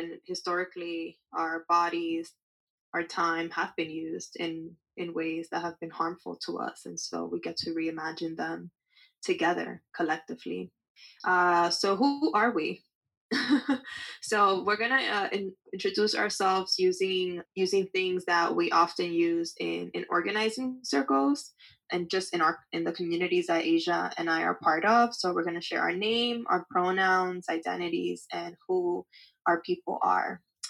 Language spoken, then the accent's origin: English; Dominican Republic; so that I can invest that money into buying land in my home country of the Dominican Republic.